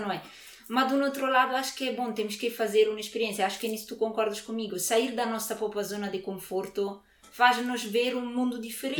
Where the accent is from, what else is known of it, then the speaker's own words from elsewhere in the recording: near Naples, Campania, Italy; Portuguese is a second language; moved away as an adult; now in Coimbra, Portugal; eu sou, sou originária de Nápoles, de, de uma cidade perto de Nápoles, e tive toda a vida na Itália, praticamente